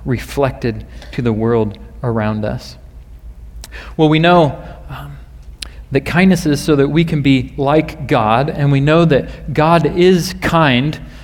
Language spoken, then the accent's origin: English; Nebraska, United States; I happen to be from Nebraska myself